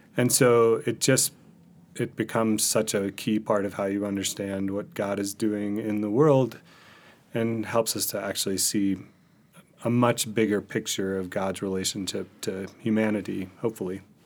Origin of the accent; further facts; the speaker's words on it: Mississippi, United States; moved away; also born or lived in Arizona / California / Michigan; I was born in Mississippi